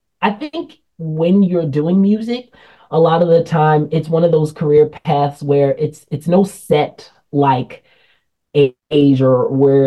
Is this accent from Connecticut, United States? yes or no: no; Philadelphia, Pennsylvania, United States; Yes, and I was born and raised in Philadelphia, Pennsylvania.